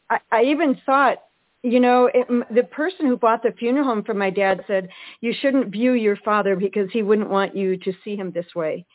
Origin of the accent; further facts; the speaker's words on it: Eau Claire, Wisconsin, United States; We we grew up in Eau Claire, Wisconsin